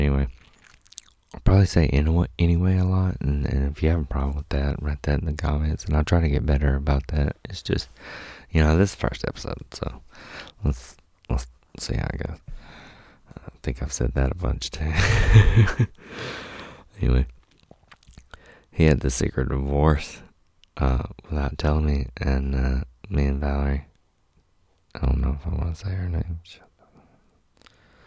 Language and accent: English; Mississippi, United States; I'm from Mississippi.